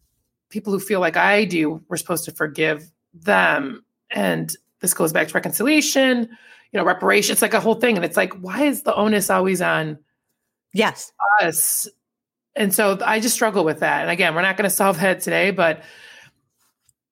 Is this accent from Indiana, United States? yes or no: yes; Indiana, United States; what do we feel as Hoosiers